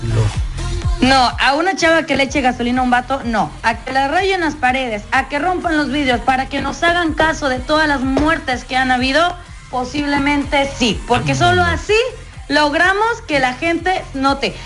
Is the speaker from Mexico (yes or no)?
yes; northern Mexico, Mexico; soy norteña